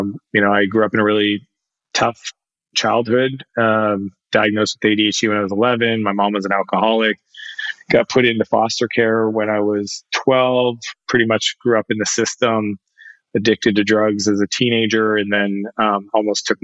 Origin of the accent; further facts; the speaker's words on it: Canada; I'm a Canadian